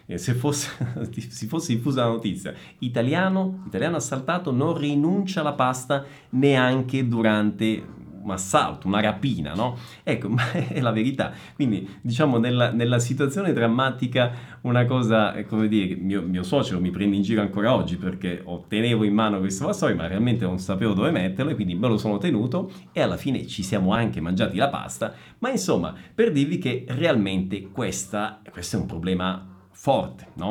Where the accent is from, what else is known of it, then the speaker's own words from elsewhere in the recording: Messina, Sicily, Italy; moved away as an adult; also born or lived in northern Italy; now in São Paulo, Brazil; sono italiano, sono nato in Sicilia, a Messina, ho vissuto per circa 30 anni in Italia